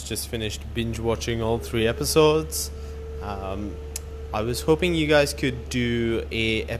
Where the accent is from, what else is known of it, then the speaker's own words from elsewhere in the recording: Australia; I'm from Australia